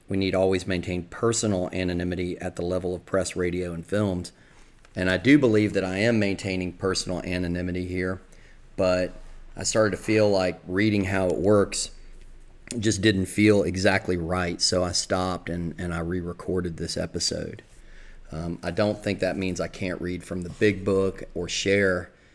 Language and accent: English; the South, United States; accent: Southern; moved away; also born or lived in the North (high school); people would talk about my Southern accent